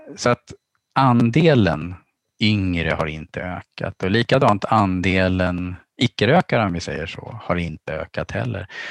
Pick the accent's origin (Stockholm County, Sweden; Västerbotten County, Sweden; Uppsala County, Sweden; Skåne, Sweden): Stockholm County, Sweden; archipelago outside Stockholm; now in Umeå, Sweden; Jag växte upp i skärgårdsmiljö utanför Stockholm och bytte havet mot fjället när jag hamnade i Umeå